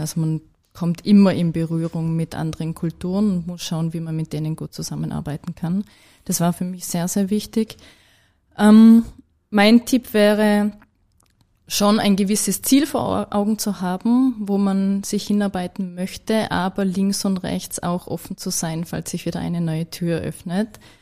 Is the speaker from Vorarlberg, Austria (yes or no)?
yes; Vorarlberg, Austria; als Vorarlbergerin